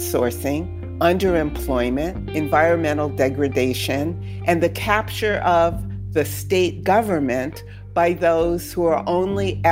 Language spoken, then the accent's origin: English; New Haven, Connecticut, United States; he's kind of known in my hometown to this day